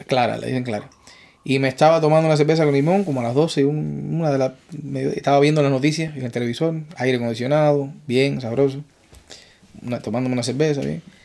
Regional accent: Cuba; moved away as an adult; also born or lived in Spain; now in New York, United States; Yo salí de Cuba en 2004

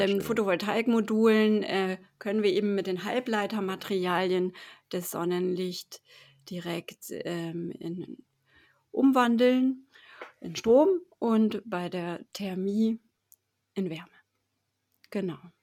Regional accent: Bremen, Germany; moved away as an adult; now in Freiburg, Germany; ich komme eben aus Bremen und habe da auch 30 Jahre gelebt

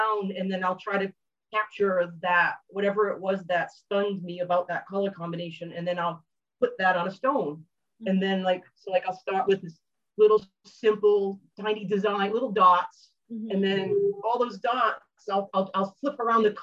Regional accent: Rhode Island, United States; I'm from New England and Rhode Island

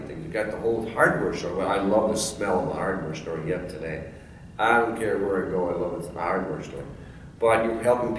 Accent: Fridley, Minnesota, United States; I was born in Fridley. We were born in the milk house behind Uncle George's farmhouse in Fridley, right on the edge of Moore Lake

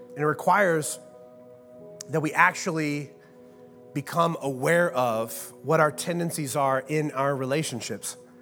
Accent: Midwest, United States; I am from the Midwest

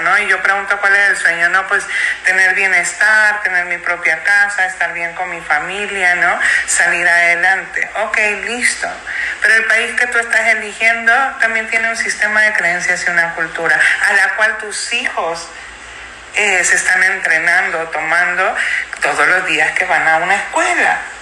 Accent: Mexico; now in United States; soy tan mexicana como norteamericana

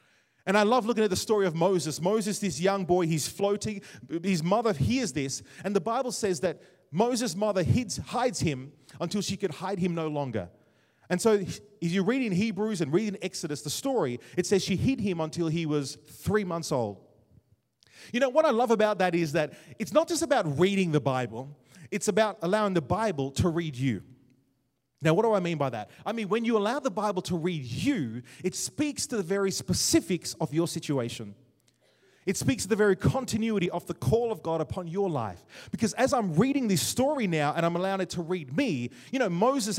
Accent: Jamaica; Growing up in Jamaica, it was fun as well

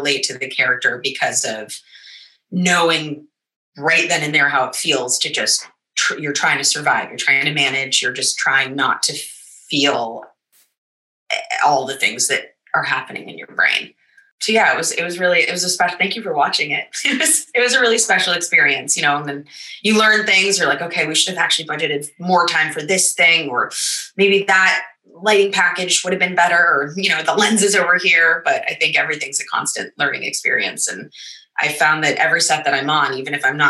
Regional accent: United States; also born or lived in New York; I'm American

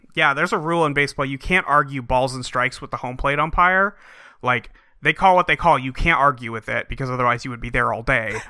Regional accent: San Francisco, California, United States; now in Seattle, United States; My favorite team was the San Francisco Giants when I was a kid, where I grew up in San Francisco.

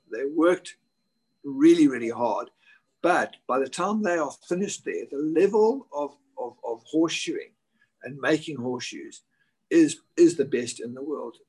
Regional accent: South Africa; moved away as an adult; also born or lived in Virginia, United States; now in Dubai, United Arab Emirates; when I was back in South Africa

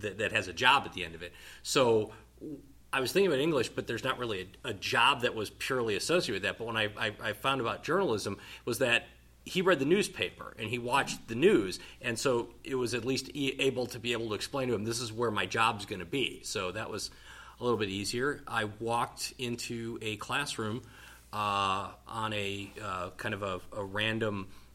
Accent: Wisconsin, United States; also born or lived in Muncie, Indiana / Columbia, Missouri; Born and raised in Wisconsin, spent many a days eating cheese curds and shoveling snow

